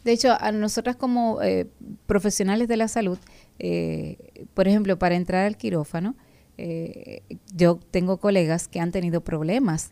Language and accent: Spanish; Dominican Republic